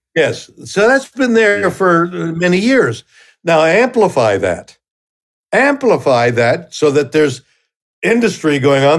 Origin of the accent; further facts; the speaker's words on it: Canada; I'm Canadian